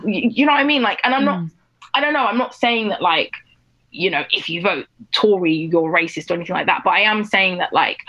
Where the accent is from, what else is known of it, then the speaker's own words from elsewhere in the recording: United Kingdom; I was growing up in Britain as a black girl for my entire life, but also I was growing up as like a young Nigerian girl